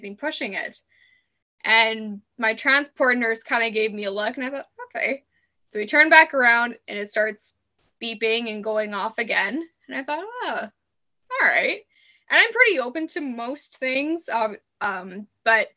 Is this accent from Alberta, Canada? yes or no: no; Saskatoon, Saskatchewan, Canada; moved away as an adult; now in British Columbia, Canada; I'm from Saskatoon